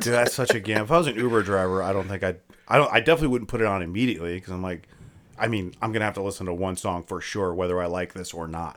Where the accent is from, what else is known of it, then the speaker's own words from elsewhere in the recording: Akron, Ohio, United States; I'm from Akron